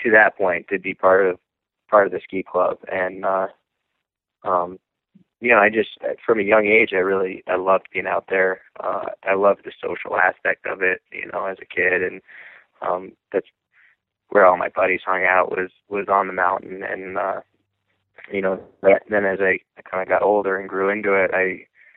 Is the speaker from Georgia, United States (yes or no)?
no; Lake Placid, New York, United States; I'm from Lake Placid, New York